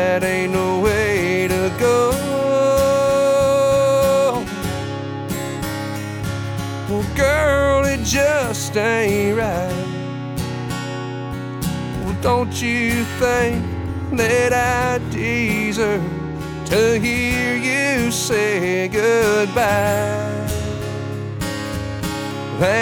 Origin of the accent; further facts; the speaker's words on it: Bakersfield, California, United States; I'm from Bakersfield, California